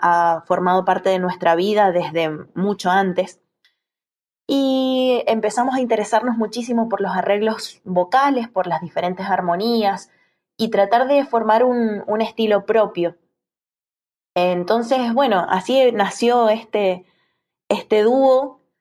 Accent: Tunuyán, Mendoza, Argentina; de acá de Mendoza, de la provincia de Mendoza

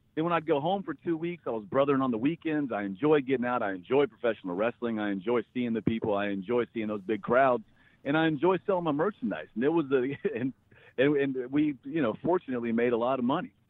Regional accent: North Carolina, United States; I grew up in North Carolina

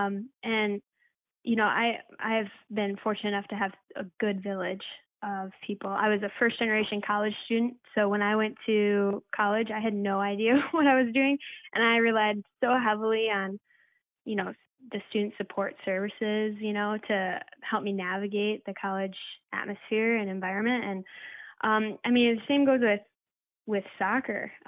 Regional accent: Rockford, Illinois, United States; moved away as an adult; also born or lived in Iowa / Wisconsin; I'm from Rockford, Illinois.

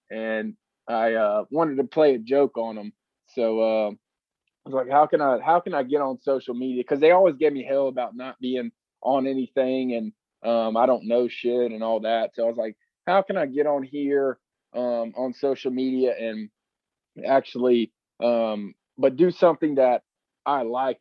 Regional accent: Greenville, South Carolina, United States; I'm from Greenville, South Carolina

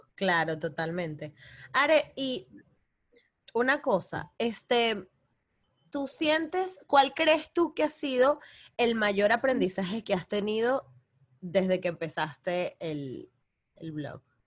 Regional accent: Venezuela; moved away; yo que vengo de Venezuela

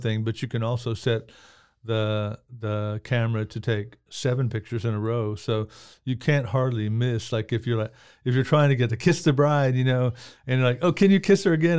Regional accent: Oklahoma, United States; also born or lived in Anadarko, Oklahoma / Midwest City, Oklahoma / Lawton, Oklahoma; I grew up, uh, in Anadarko, Midwest City, Oklahoma City, Lawton

